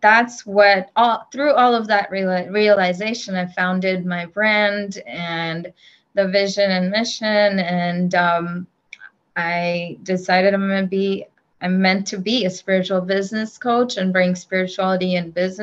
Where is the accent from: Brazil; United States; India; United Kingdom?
India; moved away; I grew up in India